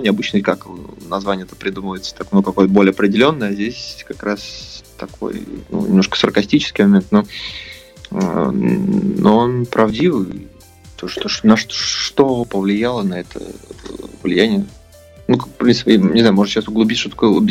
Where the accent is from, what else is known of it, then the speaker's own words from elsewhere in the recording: Saint Petersburg, Russia; Ну, как питерская тема, по локация питерская, по звучанию, конечно, здесь я воспитывался, рос на волне такого как раз именно брит-попа